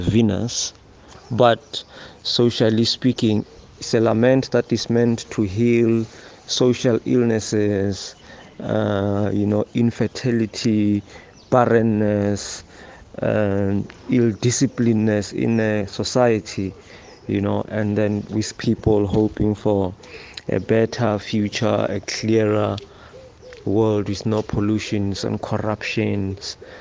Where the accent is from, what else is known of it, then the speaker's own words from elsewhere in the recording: Northern Cape, South Africa; originally I'm from Northern Cape